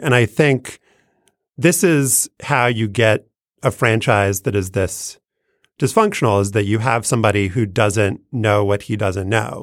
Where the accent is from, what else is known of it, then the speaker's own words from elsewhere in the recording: New Orleans, Louisiana, United States; moved away; following the Pelicans franchise with a reasonable closeness, given my hometown-ness